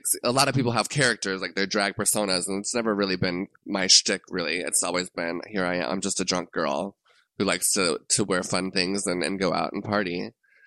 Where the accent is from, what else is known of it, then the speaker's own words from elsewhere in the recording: Orlando, Florida, United States; moved away as an adult; also born or lived in Los Angeles; I'm from Orlando, and I was brought up with such good drag here in Florida and Orlando